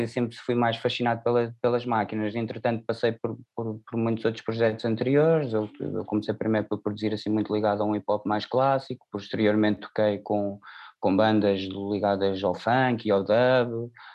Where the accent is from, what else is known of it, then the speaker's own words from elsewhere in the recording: Alverca do Ribatejo, Lisbon, Portugal; first language Portuguese; eu cresci nos subúrbios de Lisboa, sou da Alverca